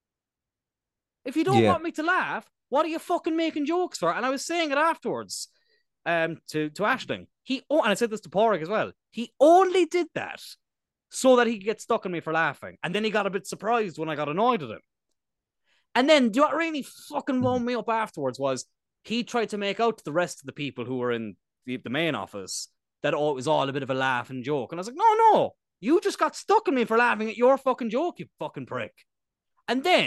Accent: East Cork, Munster, Ireland; we're from East Cork

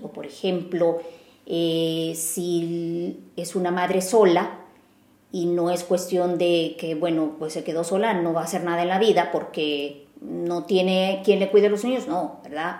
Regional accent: El Salvador; moved away as an adult; now in Vienna, Austria; en un puesto representando a El Salvador

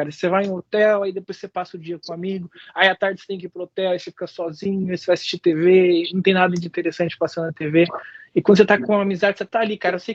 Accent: Brazil; moved away as an adult; now in United States; para os Estados Unidos, que eu vim para cá em 2011, em janeiro, mas nunca esqueça quem que você é e de onde você veio, né?

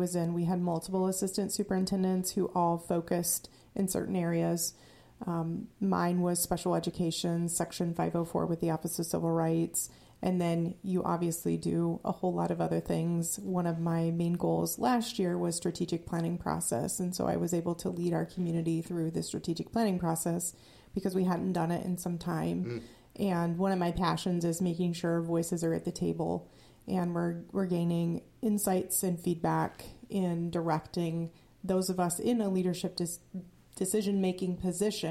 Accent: Grinnell, Iowa, United States; moved away as an adult; also born or lived in Indiana / Arizona; now in Iowa, United States; I was born in Iowa, in Grinnell, Iowa

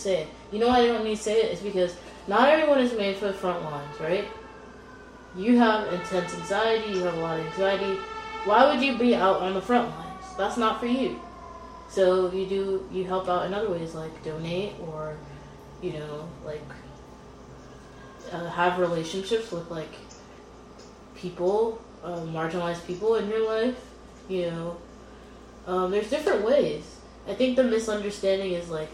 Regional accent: United States; I'm of African descent, but I was born here

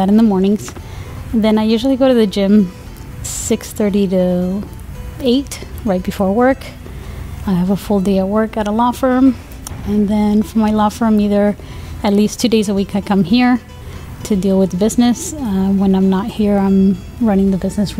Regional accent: Madrid, Community of Madrid, Spain; moved away as an adult; I am originally from Madrid, Spain. I moved here when I was 19. I grew up in Spain.

